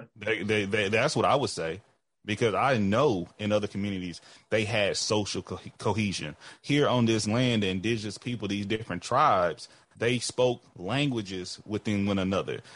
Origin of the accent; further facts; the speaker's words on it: Texas, United States; I'm black before I'm a Texan